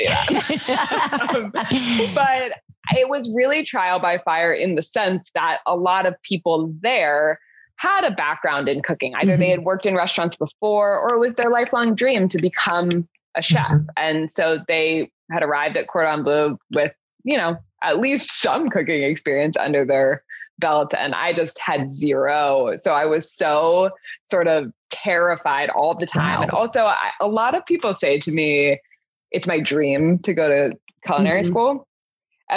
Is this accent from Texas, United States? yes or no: no; Southern California, United States; I am born and raised in Southern California, so LA and Santa Barbara